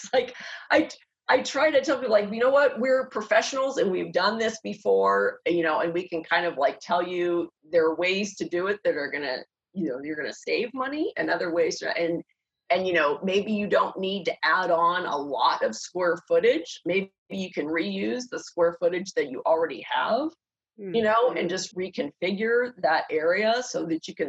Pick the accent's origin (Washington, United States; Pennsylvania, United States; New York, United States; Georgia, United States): Pennsylvania, United States; Pittsburgh; now in California, United States; I grew up in Pittsburgh